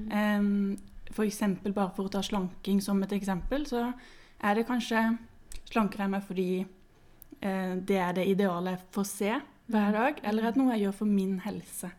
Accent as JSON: {"language": "Norwegian", "region": "Sørlandet", "country": "Norway", "moved": "as an adult", "lives_now": "Oslo, Norway", "said": "jeg kommer fra Sørlandet, men jeg har bodd i Oslo i noen år nå"}